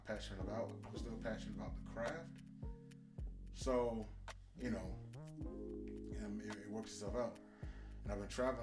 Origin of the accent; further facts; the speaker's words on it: Miami, Florida, United States; now in Atlanta, United States; Born and raised in Miami-Dade County, currently based here in Atlanta